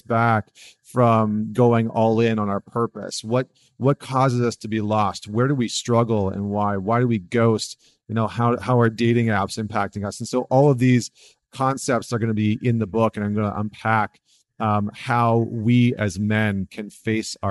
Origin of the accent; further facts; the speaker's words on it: Northern Alberta, Canada; also born or lived in New York; now in United States; I grew up in Northern Alberta